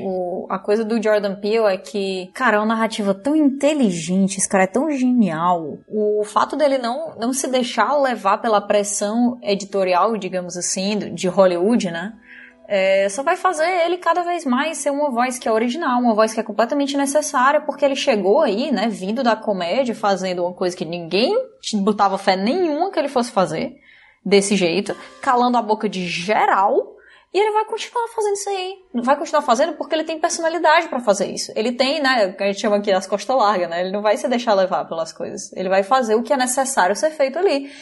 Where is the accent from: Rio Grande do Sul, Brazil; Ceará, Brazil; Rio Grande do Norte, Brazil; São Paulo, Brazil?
Ceará, Brazil; eu sou cearense que toma chá todo dia